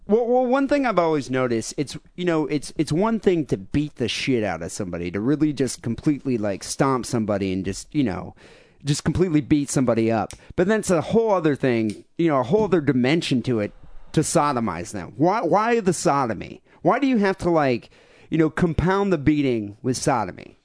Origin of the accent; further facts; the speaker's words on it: Bay City, Michigan, United States; we grew up in an area of Michigan